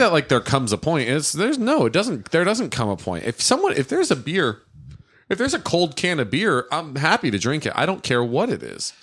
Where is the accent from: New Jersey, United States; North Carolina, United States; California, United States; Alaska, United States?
California, United States; Stockton; Stockton, my hometown